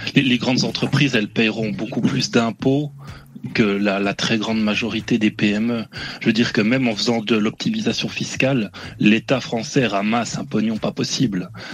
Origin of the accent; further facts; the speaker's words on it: Switzerland; je suis suisse, donc je viens, voilà, je suis d'à côté